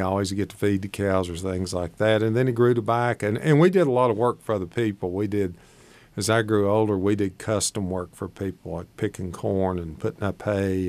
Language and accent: English; Shady Valley, Tennessee, United States; I grew up in Shady Valley, Tennessee, just across the mountain over here in the Tennessee